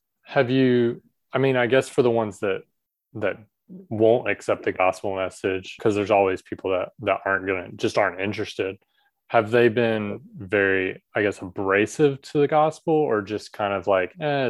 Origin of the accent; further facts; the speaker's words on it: Southern US, United States; now in Taiwan; where I grew up in the Southern US, it's very almost country club style.